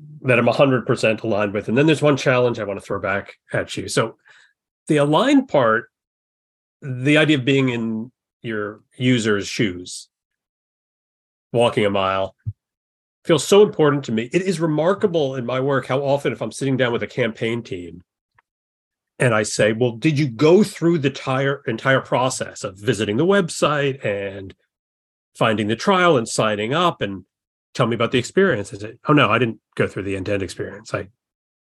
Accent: New York, United States; also born or lived in Mississippi / Texas; I was born in Mississippi, oddly enough, but grew up mostly here in New York.

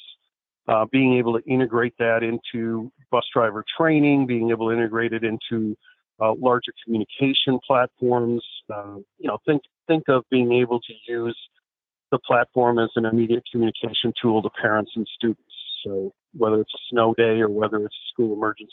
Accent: Chicago, Illinois, United States; I grew up in Chicago

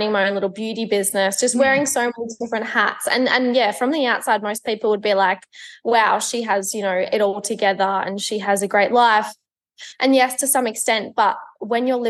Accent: Melbourne, Victoria, Australia; I am 22 years old. I'm from Melbourne.

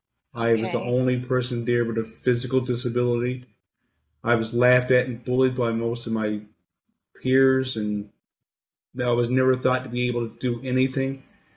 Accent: Chance Cove, Newfoundland and Labrador, Canada; moved away; I'm able to proudly show off my hometown of Chansko, Trinity Bay, Newfoundland.

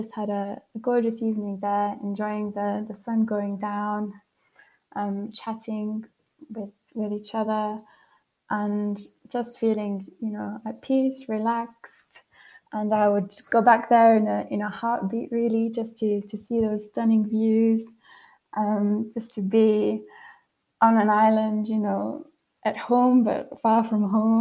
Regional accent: United Kingdom; moved away as an adult; now in Switzerland; I'm missing home so much, and not even necessarily my hometown, which I do miss lots and lots, but just those landscapes that you get in the UK

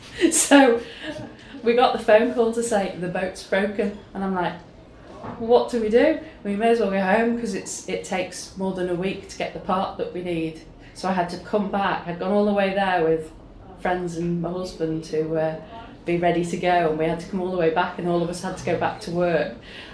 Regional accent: Liverpool, North West England, United Kingdom; I was born and raised in the Liverpool area

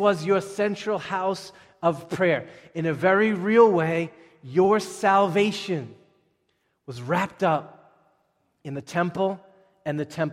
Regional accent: Boston, Massachusetts, United States; we are American Bostonians.

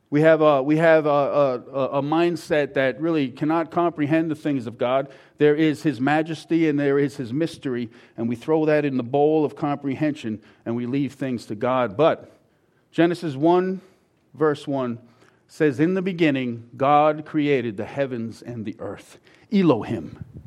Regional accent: Long Island, New York, United States; I'm from Long Island

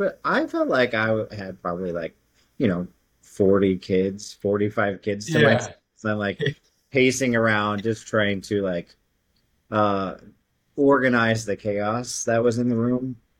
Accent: Missouri, United States; also born or lived in Brooklyn; I lived in Brooklyn for 3 years. I've said that like I was from Brooklyn. Like I have, I really don't. I don't even have like much of a twang for Missouri

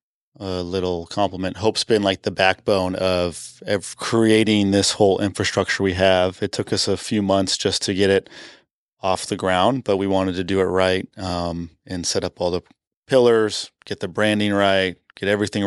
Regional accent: Canada; So you'll hear throughout this entire podcast, I'm from Canada. I get made fun of that all the time.

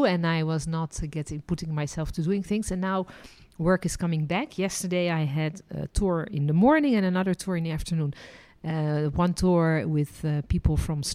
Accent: Netherlands; also born or lived in France; now in Israel; And I was born in Holland, then lived and worked as a licensed tour guide in France, and ended my journey living and working in Israel.

